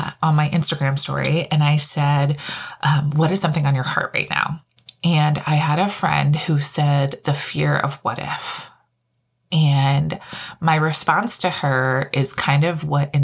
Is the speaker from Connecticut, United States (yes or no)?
yes; Connecticut, United States; I'm originally from Connecticut, born and raised